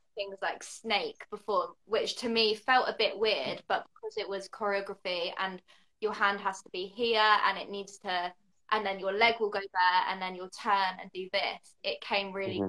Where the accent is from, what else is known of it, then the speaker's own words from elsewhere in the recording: the south of England, United Kingdom; now in London, United Kingdom; I'm in London, although I'm not actually from London. I'm from the south of England.